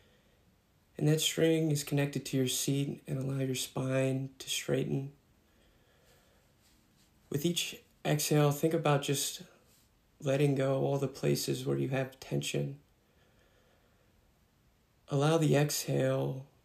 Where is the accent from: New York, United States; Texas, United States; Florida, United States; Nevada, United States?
Texas, United States; Austin; I'm from Austin, Texas